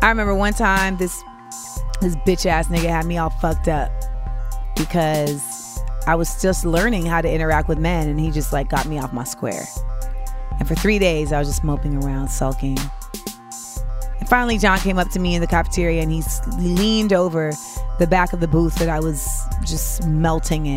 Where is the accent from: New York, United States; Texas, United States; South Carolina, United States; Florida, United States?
Florida, United States; moved away as an adult; I'm from Florida